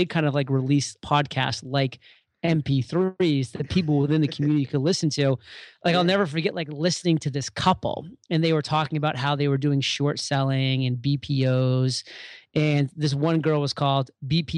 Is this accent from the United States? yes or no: yes; Maine, United States; moved away as an adult; move back to my home state of Maine